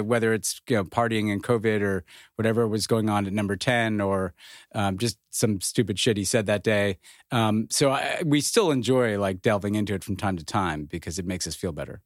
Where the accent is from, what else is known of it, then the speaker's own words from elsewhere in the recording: United States; as an American